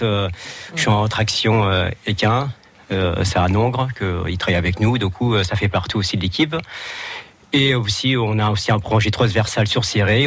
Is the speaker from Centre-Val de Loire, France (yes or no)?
yes; Chinon, Centre-Val de Loire, France; moved away; je suis d'origine de Chinon